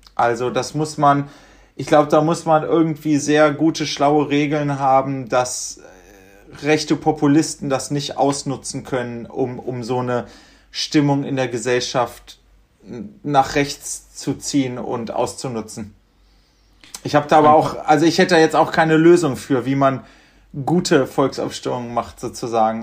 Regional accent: Göttingen, Lower Saxony, Germany; now in Berlin, Germany; wir kommen ja aus Göttingen

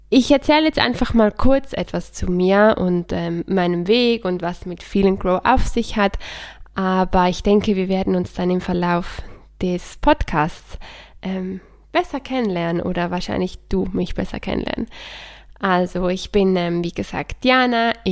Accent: Switzerland; Ich bin aus der Schweiz oder ich lebe in der Schweiz. Ich bin Schweizerin und Italienerin.

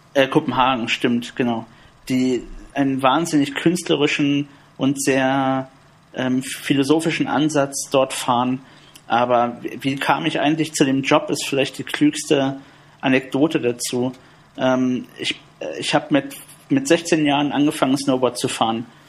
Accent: Berlin, Germany; Ich bin im Südosten von Berlin aufgewachsen

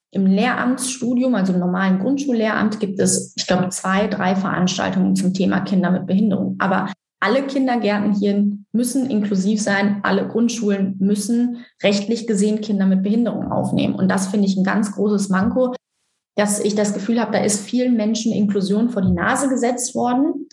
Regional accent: Cologne, North Rhine-Westphalia, Germany; Ich komme, wie schon gesagt, aus Köln

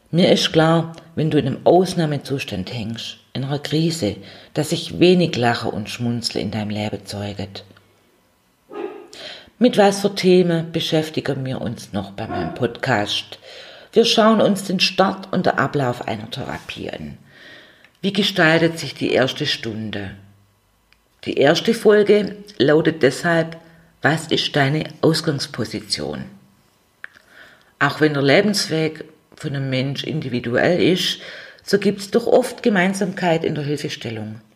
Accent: Swabia, Germany; accent: Swabian; ich gestalte es mit meinem schwäbischen

